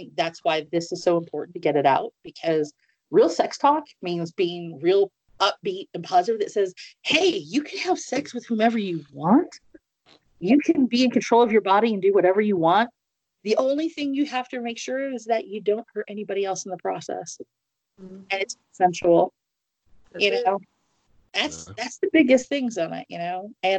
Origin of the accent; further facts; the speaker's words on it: Midwest, United States; also born or lived in East Coast; And I'm originally from the Midwest, and I lived up and down the coast of East Coast, and I'm like, no.